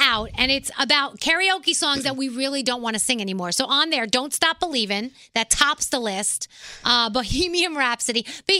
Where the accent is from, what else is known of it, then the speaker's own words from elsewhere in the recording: New York City, New York, United States; I'm from the Bronx. I'm a little white girl from the Bronx